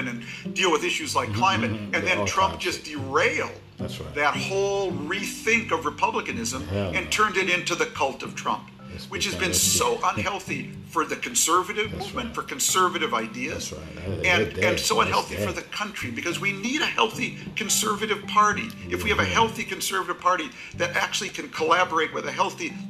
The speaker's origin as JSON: {"language": "English", "region": "Minnesota", "country": "United States", "said": "I come from Minnesota"}